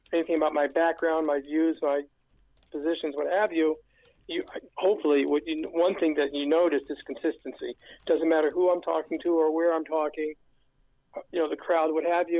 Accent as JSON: {"language": "English", "region": "Georgia", "country": "United States", "tie": "born or raised there", "also_born_or_lived": "Ohio / Louisiana", "moved": "as an adult", "lives_now": "New York City, United States", "said": "I'm originally from Georgia, as was my mother, and going back, you know, three generations"}